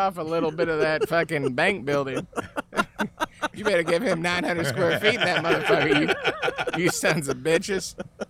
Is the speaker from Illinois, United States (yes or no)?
yes; Chicago, Illinois, United States; moved away; Chicago. Born in Cook County, man. Born in Chicago.